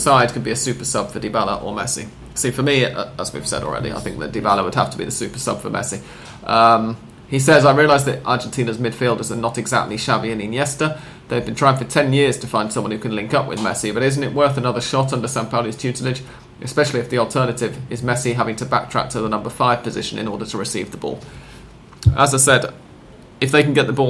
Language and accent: English; England, United Kingdom; I'm English